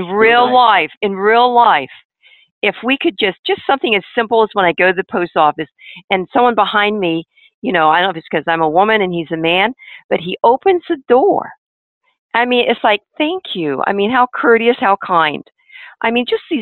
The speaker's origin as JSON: {"language": "English", "town": "Chicago", "region": "Illinois", "country": "United States", "tie": "born or raised there", "said": "when I grew up in Chicago, we had what was called social studies"}